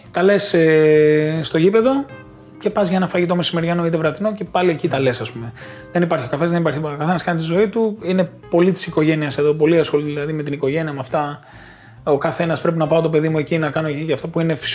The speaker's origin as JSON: {"language": "Greek", "town": "Patras", "region": "Western Greece", "country": "Greece", "tie": "born or raised there", "also_born_or_lived": "Athens", "moved": "yes", "said": "όταν μετακομίσαμε στην Πάτρα εμεί από την Αθήνα, το 91, ήμουνα δύο χρονών σχεδόν."}